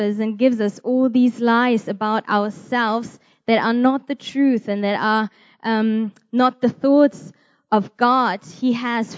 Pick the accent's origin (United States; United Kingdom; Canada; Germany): Germany; I'm from Germany